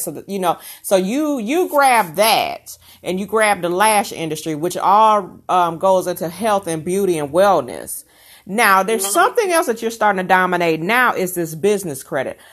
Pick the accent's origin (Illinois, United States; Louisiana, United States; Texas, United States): Illinois, United States; Rockford; moved away; I'm originally from Chicago in Rockford, Illinois area